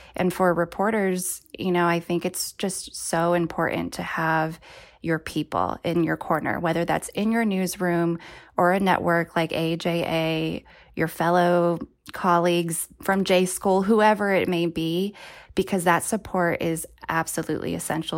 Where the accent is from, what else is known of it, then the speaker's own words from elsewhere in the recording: Bay Area, California, United States; I was born and raised in the Bay Area